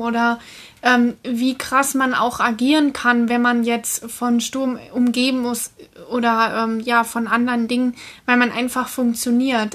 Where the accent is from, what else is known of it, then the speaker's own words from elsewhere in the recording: Germany; gerade als Deutscher